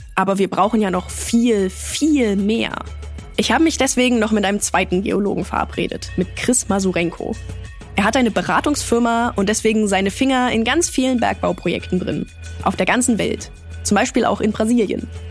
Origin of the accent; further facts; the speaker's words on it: Germany; Bei uns in Deutschland